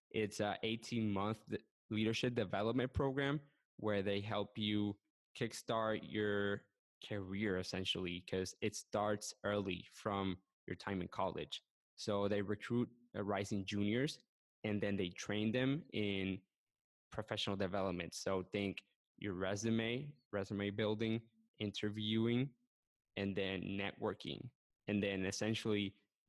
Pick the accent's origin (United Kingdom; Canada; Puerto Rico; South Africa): Puerto Rico; moved away as an adult; now in Orlando, United States; So I'm from Puerto Rico. I lived 21 years on the island